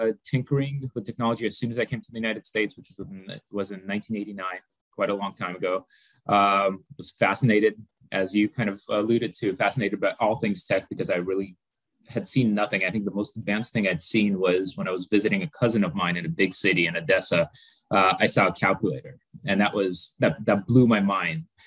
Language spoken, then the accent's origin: English; Moldova; moved away; I was born in Moldova back when it was part of the former Soviet Union. Actually, kind of born and grew up in a tiny little village with no technology whatsoever